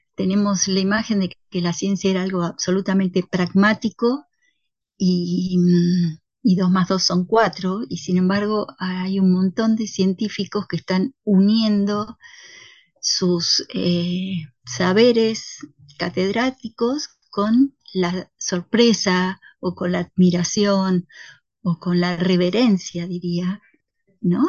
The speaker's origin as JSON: {"language": "Spanish", "region": "Buenos Aires", "country": "Argentina", "also_born_or_lived": "Andean Patagonian forest", "moved": "as an adult", "lives_now": "Patagonia, Argentina", "said": "del 80% de los que viven acá somos emigrados porteños"}